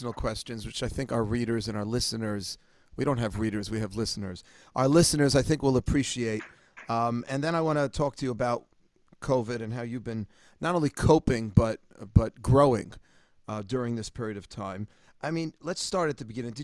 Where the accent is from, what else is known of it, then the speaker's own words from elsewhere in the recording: New York, United States; I'm from New York